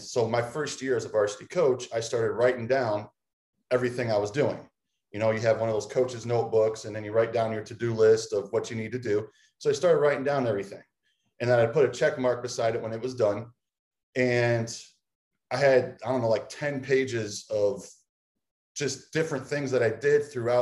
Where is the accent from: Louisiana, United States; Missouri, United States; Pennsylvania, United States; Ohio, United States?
Ohio, United States; Tiffin; also born or lived in Mansfield, Ohio / Las Vegas; now in Clyde, United States; I came back to my hometown of Tiffin to Heidelberg University